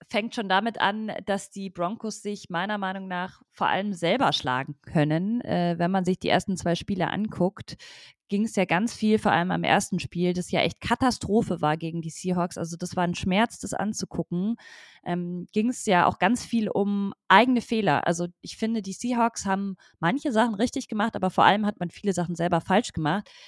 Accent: Munich, Bavaria, Germany; now in Berlin, Germany; Äh, ich komme äh, komm aus München, genau.

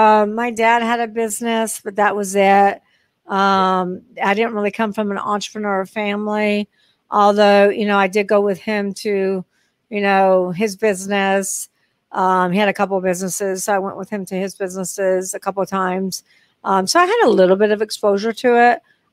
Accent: Long Beach, California, United States; born there; so I was born in Long Beach, California. So I do have relatives.

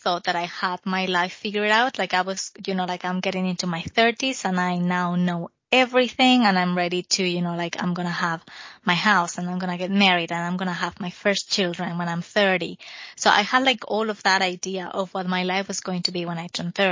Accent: Spain; accent: Spanish; English is a second language; moved away as an adult; now in United Kingdom; I'm Spanish, if you couldn't tell from my accent.

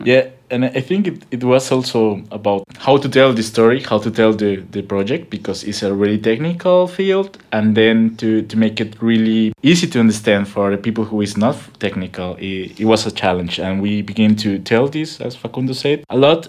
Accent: Bogota, Colombia; English is a second language; moved away as an adult; also born or lived in Buenos Aires, Argentina; now in Berlin, Germany; I am from Colombia, from Bogota.

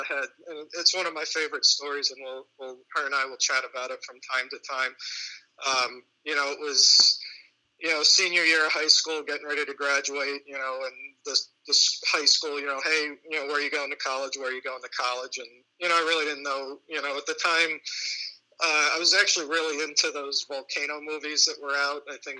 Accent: Catskill, New York, United States; also born or lived in Athens, New York / New Baltimore, New York; I grew up in Catskill, New York. I was probably there until about the age of 12, and then spent the majority of my rest of my youth anyway in my adolescence in Athens, New York. Later on, probably in my early 20s, my mother and I, we eventually moved to New Baltimore.

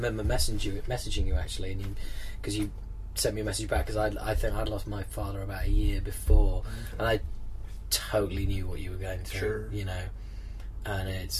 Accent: England, United Kingdom; I'm English

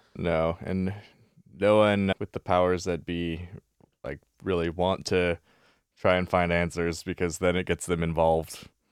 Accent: Vancouver, British Columbia, Canada; I grew up in the West Side, so I grew up in Kits.

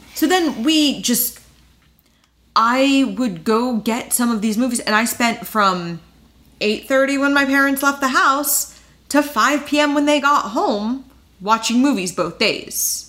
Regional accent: New Jersey, United States; I grew up in New Jersey

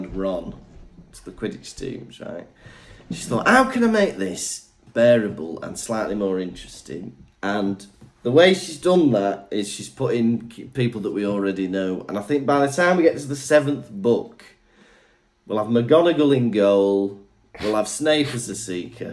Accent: North Wales, United Kingdom; I'm from Wales

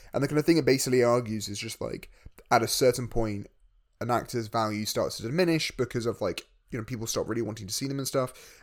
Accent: United Kingdom; we're both British.

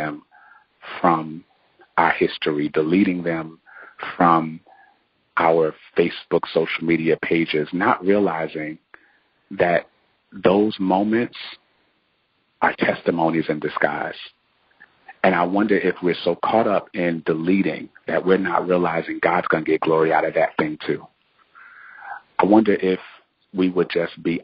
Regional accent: New Jersey, United States; moved away as an adult; now in Durham, United States; I'm from New Jersey, have always lived in New Jersey

